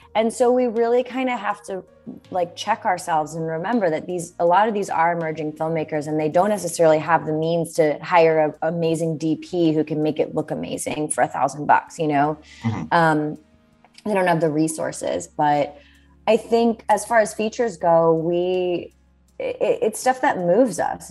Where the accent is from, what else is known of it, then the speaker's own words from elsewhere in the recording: Bethlehem, Pennsylvania, United States; moved away as an adult; also born or lived in New York City; I grew up in Bethlehem, Pennsylvania, which is like an hour and 20 minutes outside of New York City.